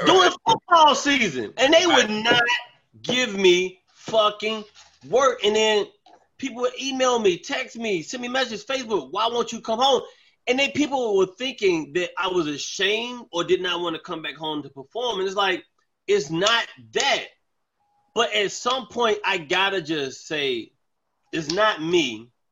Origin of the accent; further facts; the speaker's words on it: Charlotte, North Carolina, United States; moved away as an adult; now in Bronx, New York, United States; I'm from Charlotte. I went to I went to Wesley Hills Elementary School.